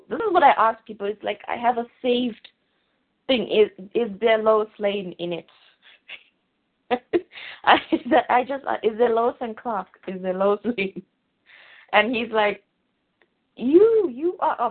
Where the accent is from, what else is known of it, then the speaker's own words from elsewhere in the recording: South Africa; I'm from South Africa